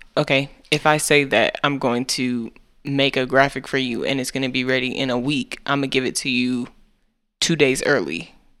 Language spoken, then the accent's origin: English; United States; We are American.